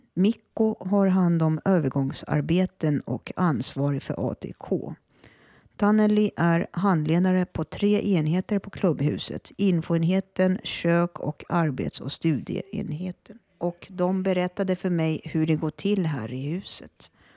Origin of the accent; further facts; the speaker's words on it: Sweden; first language Finnish; Swedish is a second language; Finska är mitt modersmål och det var det jag lärde mig. Jag lärde mig prata svenska först när jag var sju år. Fast jag bodde i Sverige då